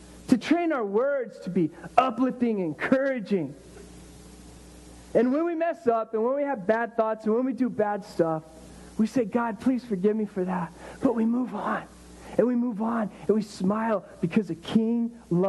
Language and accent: English; Colorado, United States; also born or lived in Miami; I grew up in Colorado